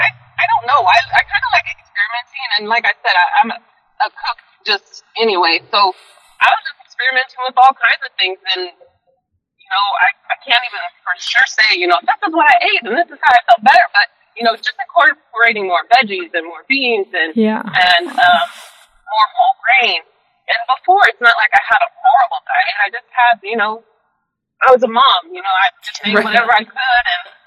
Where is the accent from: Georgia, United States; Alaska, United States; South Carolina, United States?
Alaska, United States; also born or lived in Kansas City, Missouri / Everett, Washington / Austin, Texas; So I kind of grew up in Alaska. I happened to move to Austin just because my mom and my stepdad, they were down there, and it was culinary school down there.